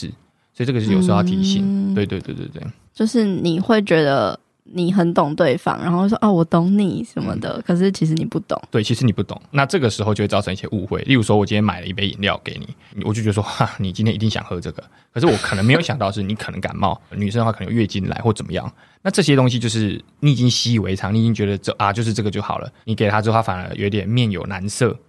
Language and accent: Chinese; Qiaotou, Kaohsiung, Taiwan; 像我刚刚分享，我在桥头，就我家乡嘛，我跟那些长辈哈，一定要讲台语